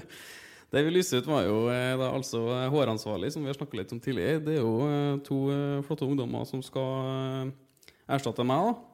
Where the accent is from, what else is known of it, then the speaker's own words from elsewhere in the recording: Trondheim, Trøndelag, Norway; also born or lived in Oslo; når jeg kommer fra Trondheim